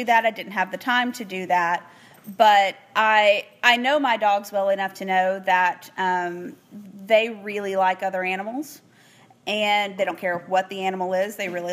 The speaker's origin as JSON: {"language": "English", "region": "Northeast Texas", "country": "United States", "moved": "as an adult", "lives_now": "Houston, United States", "said": "I am originally from Northeast Texas"}